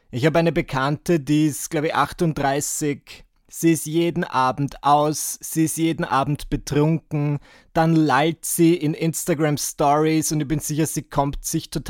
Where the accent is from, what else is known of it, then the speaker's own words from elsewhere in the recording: Burgenland, Austria; moved away as an adult; now in Vienna, Austria; Denn wie ihr wisst, ich bin im Burgenland aufgewachsen und ich, ich habe ein bisschen anders gesprochen, als ich heute spreche. Und dann bin ich im Alter von 18 Jahren nach Wien gezogen